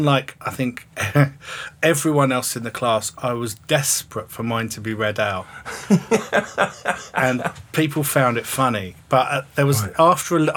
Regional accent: St Albans, East of England, United Kingdom; local junior school, and then I went to a comprehensive school in St Albans

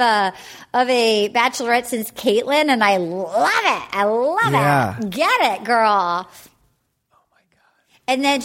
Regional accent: Little Compton, Rhode Island, United States; in the lobster boat in my hometown

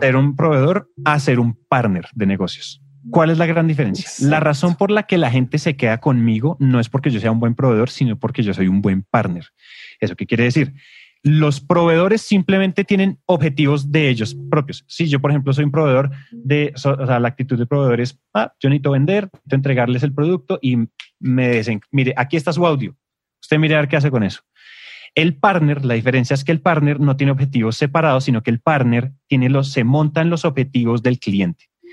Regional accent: Colombia; en Colombia decimos

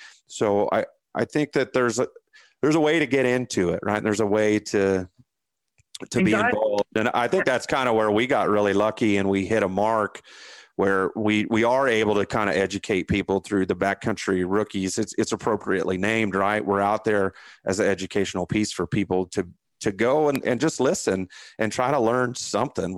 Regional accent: Indiana, United States; I grew up in Indiana.

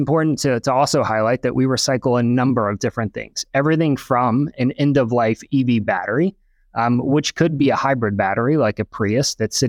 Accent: Southeast, United States; So I grew up in the Southeast, went to the University of Alabama for my undergrad

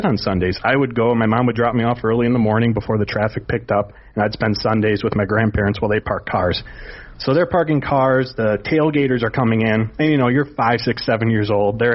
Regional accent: Green Bay, Wisconsin, United States; growing up in Green Bay and in the state of Wisconsin

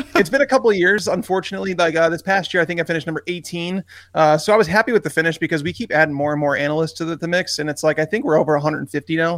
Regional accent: Chicago, Illinois, United States; moved away as an adult; now in Tennessee, United States; I'm from Chicago, moved to Tennessee

